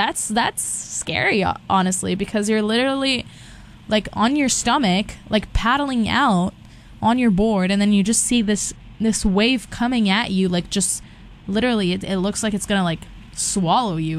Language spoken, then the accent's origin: English; Brazil; first language Portuguese and Spanish; English is a second language; moved away as an adult; now in California, United States; I'm from Brazil